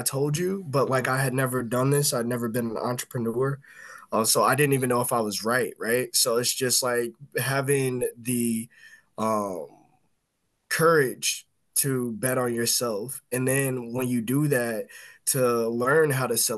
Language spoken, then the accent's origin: English; Indiana, United States; moved away as an adult; now in Illinois, United States; I'm from Yeah, Indiana